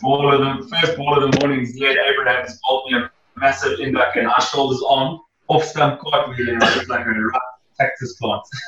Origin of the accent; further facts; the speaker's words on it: Gauteng, South Africa; moved away as an adult; now in Durban, South Africa; I grew up in Gauteng